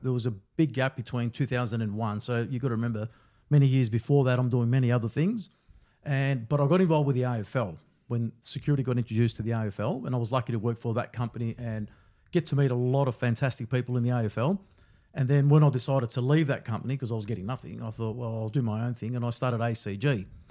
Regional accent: Melbourne, Victoria, Australia; growing up in Brunswick back then

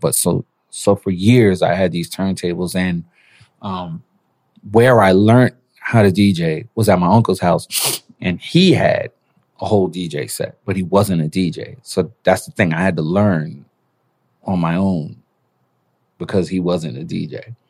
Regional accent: New York City, New York, United States; also born or lived in Panama; I was born in Panama, raised in Brooklyn

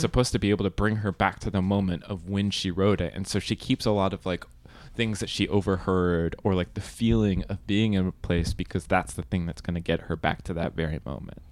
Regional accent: California, United States; I'm from California

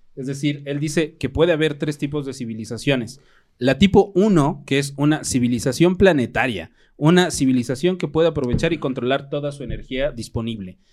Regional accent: Mexico; siendo tan mexicanos

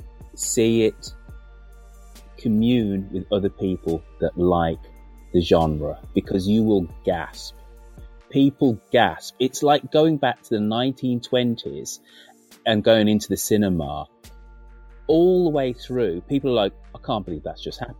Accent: United Kingdom; being a British kid in the 1970s

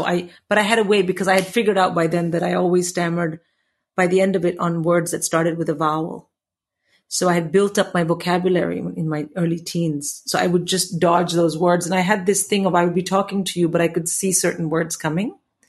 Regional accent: India; now in England, United Kingdom; when I came to England from India, I was not perceived in any way as a nerd or a geek.

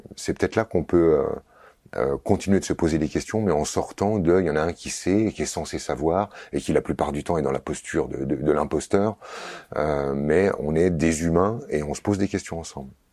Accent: Vosges, Grand Est, France; j'ai grandi dans les Vosges

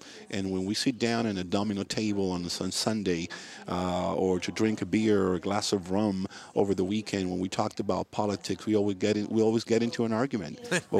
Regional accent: Havana, Cuba; now in Miami, United States; my community, Miami, and the city where I was born, Havana.

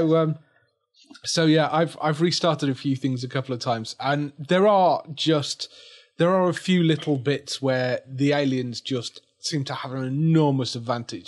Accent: England, United Kingdom; we're English

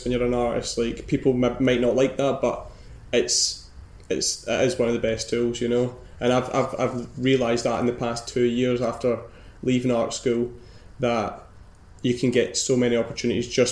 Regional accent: Girvan, Scotland, United Kingdom; moved away as an adult; also born or lived in Aberdeen; now in Glasgow, United Kingdom; I'm not from Glasgow. I'm from a wee fishing village, maybe like an hour and a half away from here

